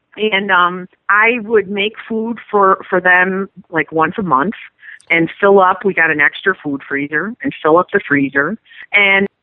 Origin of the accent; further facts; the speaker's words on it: Chicago, Illinois, United States; I'm from the South Side of Chicago